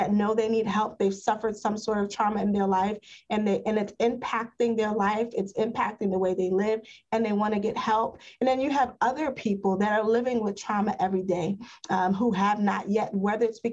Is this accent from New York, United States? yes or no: yes; New York City, New York, United States; I grew up in East Harlem